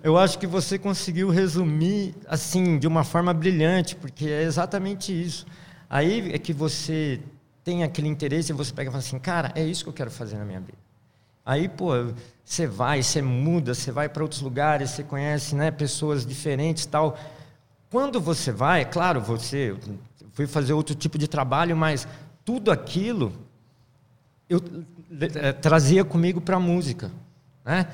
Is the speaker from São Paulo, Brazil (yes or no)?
yes; São Paulo, Brazil; moved away; also born or lived in Minas Gerais; Sou aquele paulistano da nata, nascido na Vila Mariana, aí, na, é. na, zona sul de São Paulo